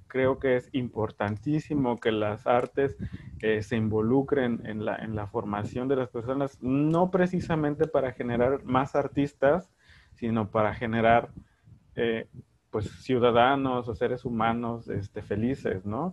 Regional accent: Veracruz, Mexico; soy del CIMI, soy de Veracruz

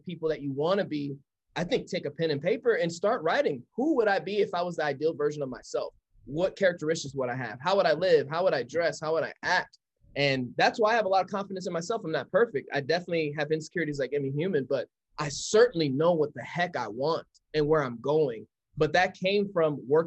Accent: Colorado, United States; I'm born and raised in Colorado

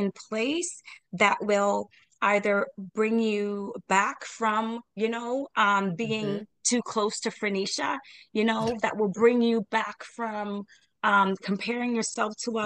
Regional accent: Jamaica; I am Jamaican

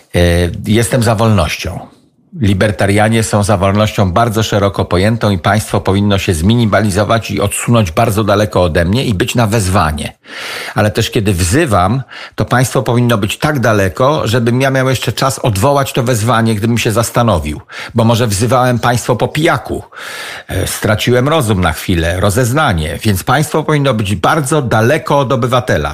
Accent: Kociewie, Pomeranian Voivodeship, Poland; accent: Kociewie dialect; Siedzę na mojej wiosce, na której się wychowałem, patrzę na jezioro przy którym się wychowałem

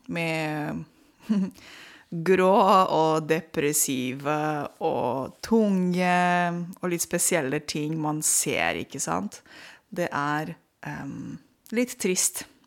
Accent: Romania; Norwegian is a second language; now in Norway; jeg er født og oppvokst i Romania på 80-tallet.

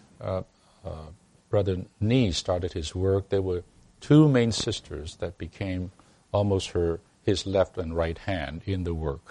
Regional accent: Hong Kong; moved away; I came from Hong Kong

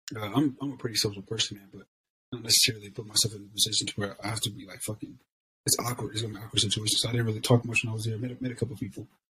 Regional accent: Ohio, United States; moved away as an adult; also born or lived in Southern California / Texas; I'm just kid from Ohio

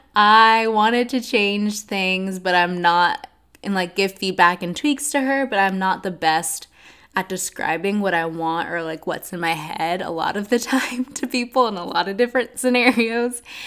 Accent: Atlanta, Georgia, United States; also born or lived in Nashville, Tennessee; I'm from Atlanta, Georgia

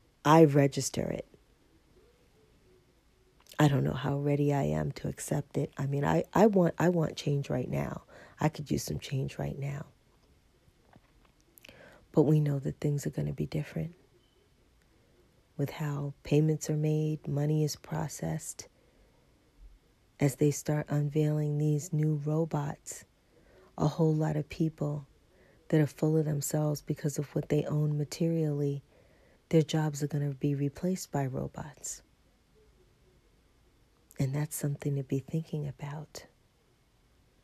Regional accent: New York, United States; moved away; I'm from New York

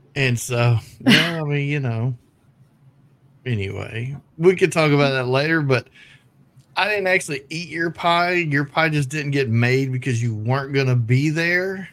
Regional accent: the South, United States; I'm from the South

